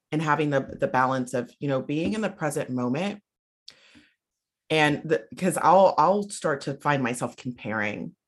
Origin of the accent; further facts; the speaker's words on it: South Carolina, United States; moved away; I'm from South Carolina originally